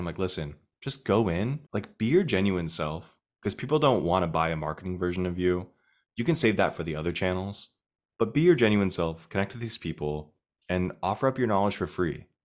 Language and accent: English; Arizona, United States; moved away as an adult; now in New York City, United States; I'm from Arizona